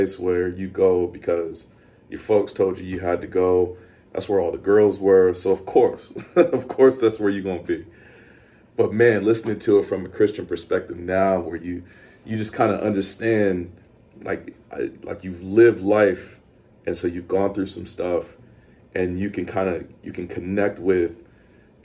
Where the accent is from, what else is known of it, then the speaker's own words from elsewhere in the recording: the South, United States; being a black dude growing up in the South